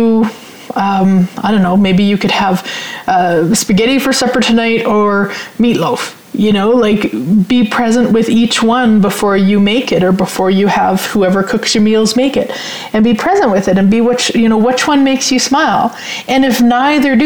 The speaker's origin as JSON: {"language": "English", "region": "Saskatchewan", "country": "Canada", "moved": "yes", "lives_now": "Sherwood Park, Canada", "said": "a surefire sign that I'm from Saskatchewan when I say supper."}